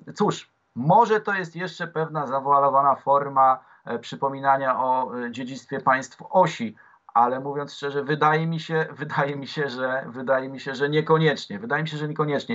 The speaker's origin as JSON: {"language": "Polish", "town": "Warsaw", "region": "Masovian Voivodeship", "country": "Poland", "said": "jako dla młodego warszawiaka, w 12 roku życia"}